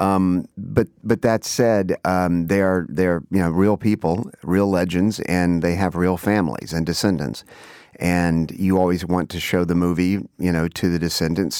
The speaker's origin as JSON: {"language": "English", "region": "Texas", "country": "United States", "tie": "born or raised there", "said": "growing up in Texas"}